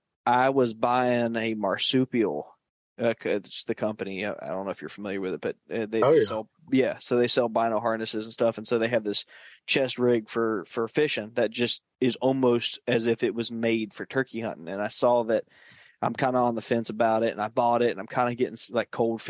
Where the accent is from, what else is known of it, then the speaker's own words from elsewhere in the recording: New Orleans, Louisiana, United States; I grew up in New Orleans